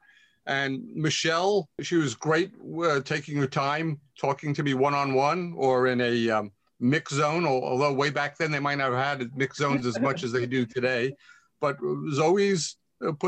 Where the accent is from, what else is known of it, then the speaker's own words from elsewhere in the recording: United States; as an American